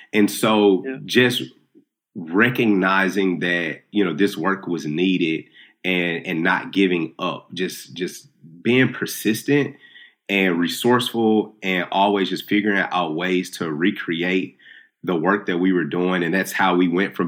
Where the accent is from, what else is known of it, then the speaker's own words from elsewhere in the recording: Nashville, Tennessee, United States; I'm from North Nashville. I didn't grow up with a lot of money at all